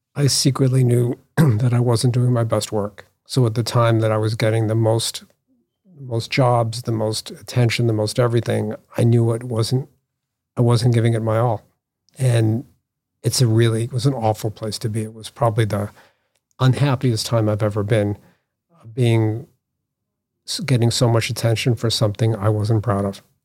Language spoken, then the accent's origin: English; Newton, Massachusetts, United States; I grew up, um, outside Boston in Newton.